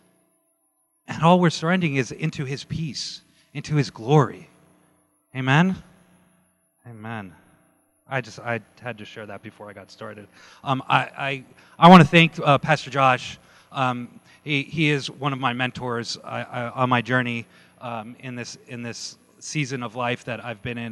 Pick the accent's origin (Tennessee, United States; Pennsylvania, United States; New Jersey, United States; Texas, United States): New Jersey, United States; moved away as an adult; now in California, United States; I grew up in New Jersey. I was born and raised there, and I moved to California in 2000